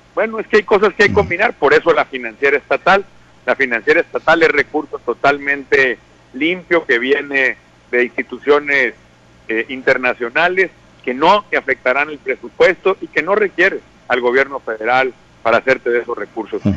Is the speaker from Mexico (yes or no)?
yes; Sinaloa, Mexico; lo que somos los sinaloenses, que somos gente de campo